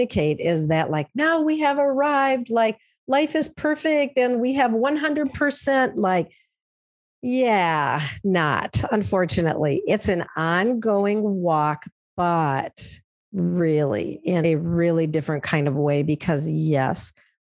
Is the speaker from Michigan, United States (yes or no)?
no; central Minnesota, United States; I'm from Minnesota, grew up here in a small town in kind of central Minnesota in a rural area